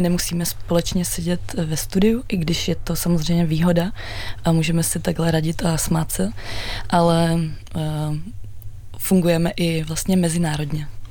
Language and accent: Czech; Czechia; also born or lived in Amsterdam; absolvovala jednu Eh, univerzitu tady u nás v Čechách